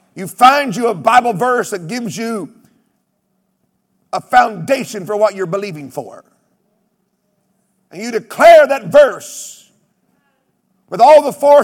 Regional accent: United States; I come from Oklahoma, Texas, where we have rattlesnakes and badgers

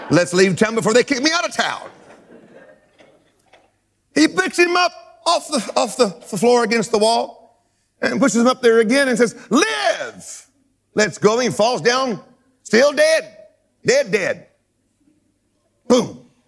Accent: United States; I love being an American, but I love being a world citizen more.

